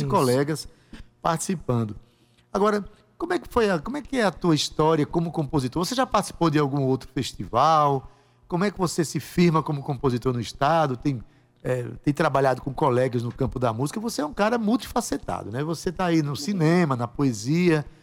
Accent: Itabaiana, Paraíba, Brazil; now in João Pessoa, Brazil; Eu, quando eu vim de Itabaiana para João Pessoa, eu pensava em morar de frente para o mar

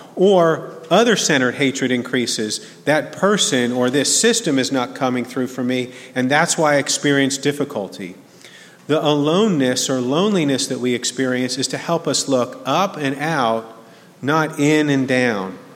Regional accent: New Jersey, United States; now in Birmingham, United States; growing up in New Jersey

